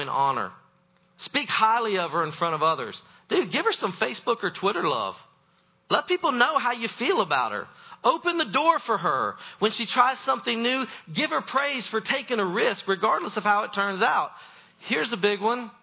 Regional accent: the South, United States; I was raised in the South

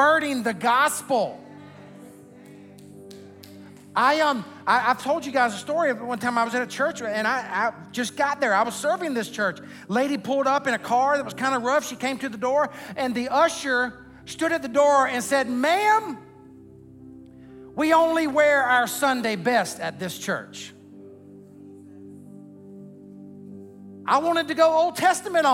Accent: the South, United States; I was raised in the South, the buckle of the Bible Belt.

